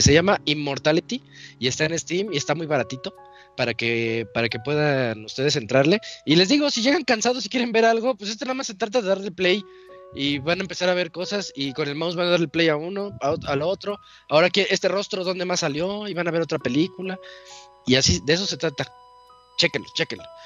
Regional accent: Mexico; como mexicano

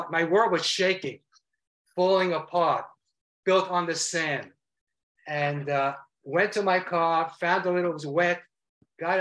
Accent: New York City, New York, United States; moved away as an adult; also born or lived in South Florida; I grew up in Brooklyn, New York, all Jewish friends and Jewish people

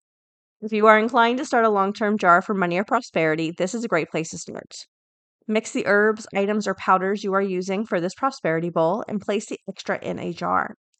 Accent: the South, United States; I grew up in the South

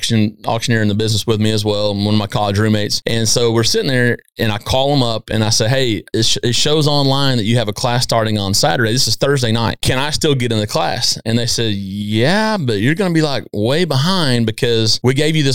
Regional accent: East Texas, United States; I'm from East Texas

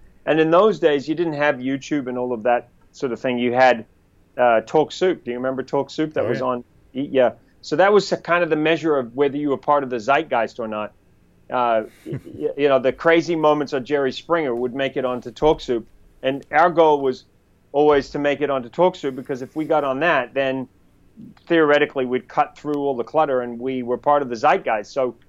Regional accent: New Zealand; accent: New Zealand; now in United States; would we want to have a Kiwi guy on a show? So that was challenging because I had to kind of change my accent to get jobs.

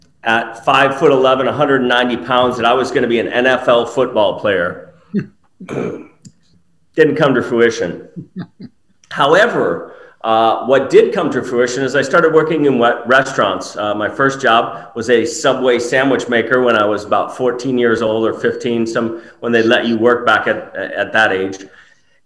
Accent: Apple Valley, Minnesota, United States; moved away as an adult; now in Austin, United States; I grew up in Minneapolis, Minnesota, right outside in a little town called Apple Valley.

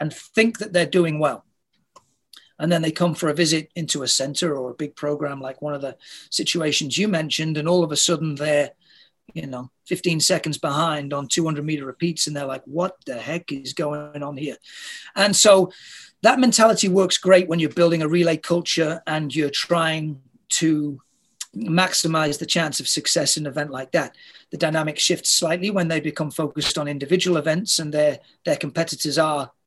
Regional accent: United Kingdom; moved away as an adult; now in Toronto, Canada; I'm not a Canadian, I'm a Brit

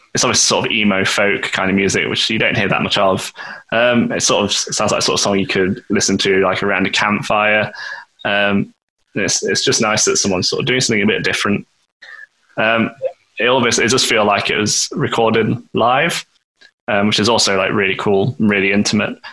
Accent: Nottingham, East Midlands, United Kingdom; we're from Nottingham

